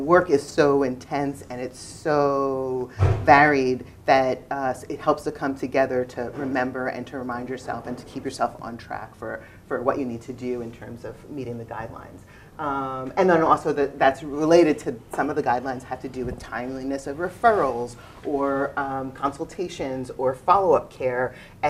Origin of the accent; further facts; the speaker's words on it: New York, United States; I'm from New York, you're from California, we're sharing.